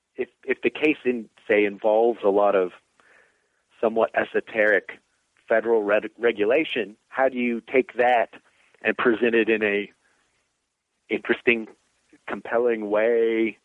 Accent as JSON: {"language": "English", "town": "Danville", "region": "Kentucky", "country": "United States", "tie": "born or raised there", "moved": "as an adult", "lives_now": "Virginia, United States", "said": "growing up in Danville, Kentucky, in the middle of nowhere in Kentucky"}